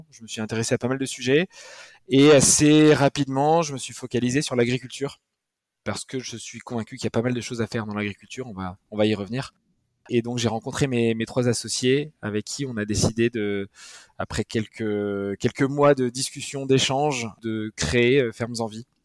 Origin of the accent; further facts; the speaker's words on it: Nouvelle-Aquitaine, France; je suis originaire du Pays Basque.